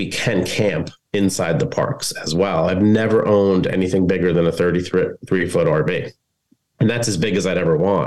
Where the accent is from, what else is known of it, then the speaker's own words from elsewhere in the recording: New Jersey, United States; I'm from New Jersey